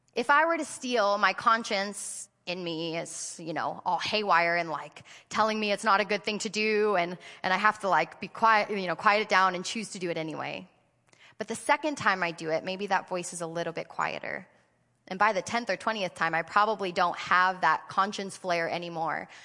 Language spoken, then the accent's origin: English; United States; I'm an American